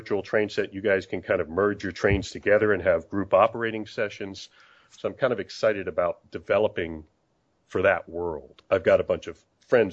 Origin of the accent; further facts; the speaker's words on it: San Diego, California, United States; moved away as an adult; also born or lived in St. Louis; I grew up in San Diego